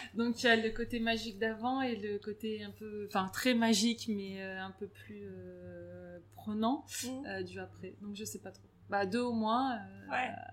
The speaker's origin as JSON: {"language": "French", "town": "Grenoble", "region": "Auvergne-Rhône-Alpes", "country": "France", "also_born_or_lived": "Paris", "moved": "as an adult", "lives_now": "Lille, France", "said": "je suis grenobloise"}